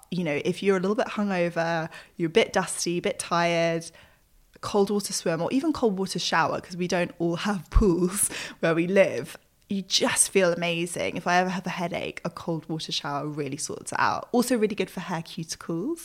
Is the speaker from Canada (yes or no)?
no; United Kingdom; as British people